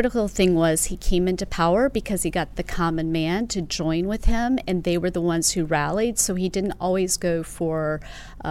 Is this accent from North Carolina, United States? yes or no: no; Lynchburg, Virginia, United States; Lynchburg, Virginia.